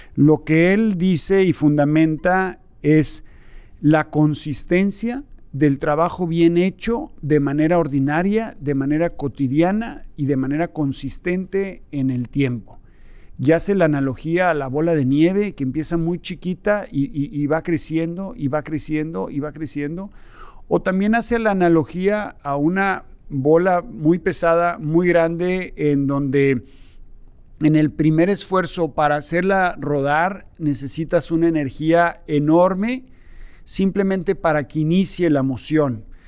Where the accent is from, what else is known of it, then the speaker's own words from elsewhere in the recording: Mexico; como México, como mexicanos